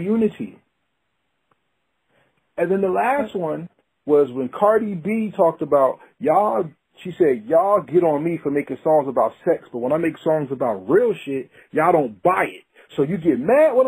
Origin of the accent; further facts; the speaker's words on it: New Jersey, United States; my home state, shout out to Jersey